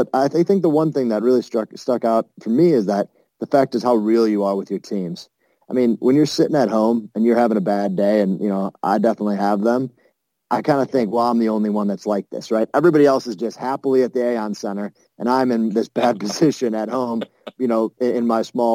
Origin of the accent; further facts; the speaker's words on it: Buffalo, New York, United States; I'm from Buffalo